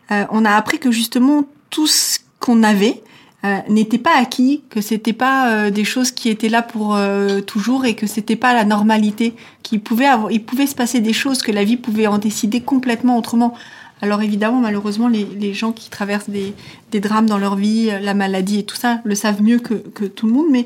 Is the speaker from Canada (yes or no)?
no; Switzerland; J'ai grandi en Suisse euh, avec mes grands-parents une partie de mon enfance et j'ai vraiment grandi là-dedans.